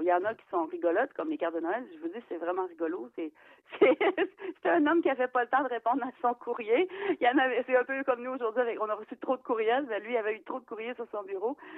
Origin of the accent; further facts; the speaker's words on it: Eastern Townships, Quebec, Canada; chez nous, parce que c'est les cantons de l'Est